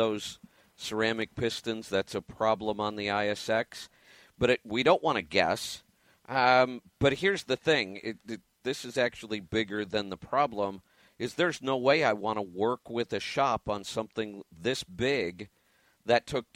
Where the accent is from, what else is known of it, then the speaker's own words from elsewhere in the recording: Oregon, United States; my home state of Oregon